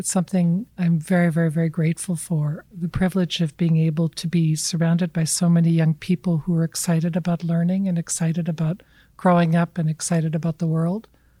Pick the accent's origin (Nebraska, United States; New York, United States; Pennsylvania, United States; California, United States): California, United States; but I'm from California.